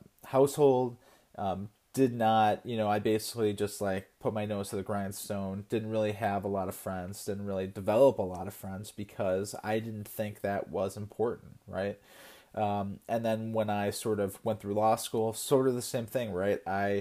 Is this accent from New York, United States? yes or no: no; Connecticut, United States; I'm from Connecticut